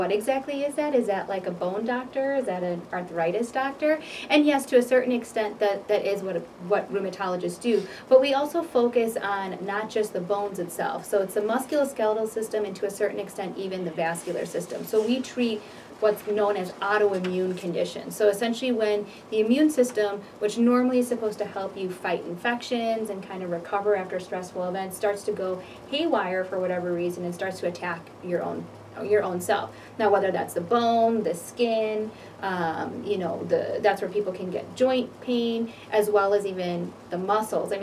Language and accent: English; Downers Grove, Illinois, United States; also born or lived in St. Louis; I'm from Deering and Downers Grove